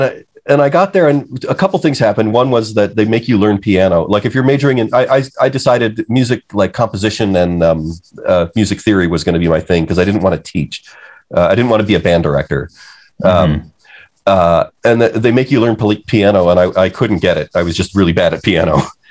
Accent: Detroit, Michigan, United States; I grew up in the suburbs of Detroit. I used to just say I'm from Detroit, and then I came to understand that there's a real, the suburbs of Detroit are different from

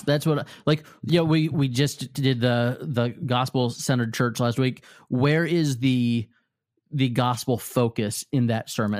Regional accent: Normal, Illinois, United States; I was born in normal Illinois.

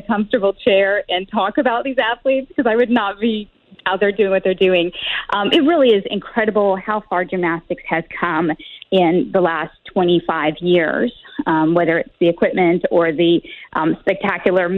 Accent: Rolla, Missouri, United States; moved away; I was born in Rolla

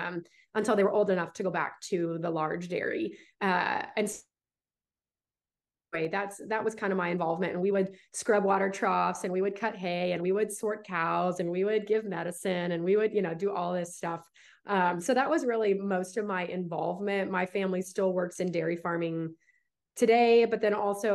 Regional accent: Visalia, California, United States; moved away as an adult; now in Dallas, United States; I was born and raised in California

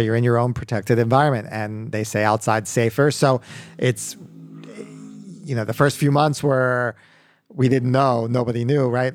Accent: Baltimore, Maryland, United States; moved away as an adult; also born or lived in Wellesley, Massachusetts; now in Miami, United States; born and raised in Baltimore, Maryland. Uh, lived there till I was eighteen

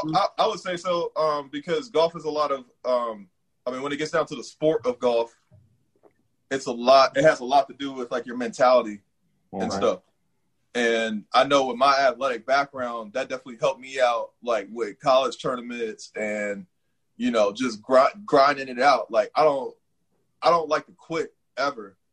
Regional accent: San Diego, California, United States; also born or lived in Cincinnati, Ohio; now in Washington D.C. area, United States; I grew up in San Diego, California, mm-hmm. and uh, a little bit of Cincinnati, Ohio.

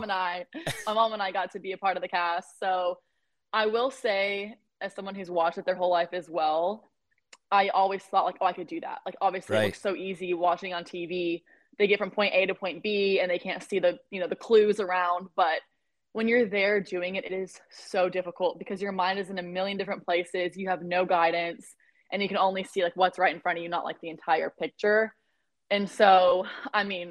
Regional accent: Lubbock, Dallas, Texas, United States; moved away as an adult; now in Jacksonville Beach, United States; I am originally from Lubbock, Texas. That's where I was born and raised. And then I consider myself from Dallas, though. I moved there about middle school

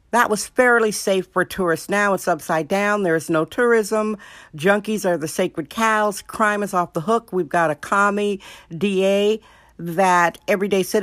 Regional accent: Wisconsin, United States; now in San Francisco, United States; Wisconsin, my home state

